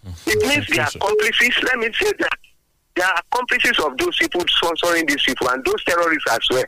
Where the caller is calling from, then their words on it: Abeokuta, Ogun State, Nigeria; Good morning. I'm … from Abeokuta.